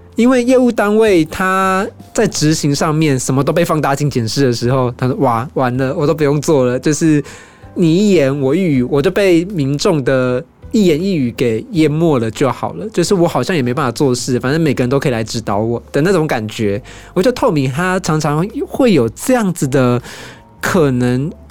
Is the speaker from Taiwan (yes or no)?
yes; Taiwan; 我们台湾人